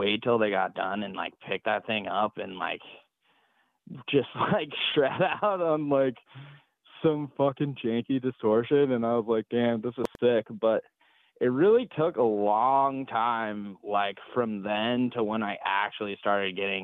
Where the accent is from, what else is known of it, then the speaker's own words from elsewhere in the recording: Durango, Colorado, United States; moved away; I'm from Durango, Colorado, which is southwest Colorado.